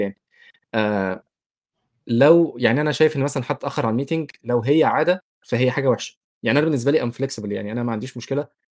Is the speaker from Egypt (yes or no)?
yes; Egypt; moved away as an adult; انا جاي من مصر